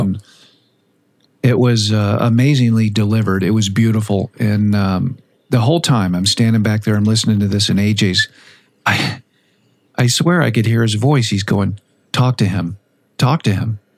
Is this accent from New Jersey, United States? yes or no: no; Boca Raton, Florida, United States; also born or lived in Fort Lauderdale; I'm from Boca Raton. I was born in Fort Lauderdale, so that's my old stomping ground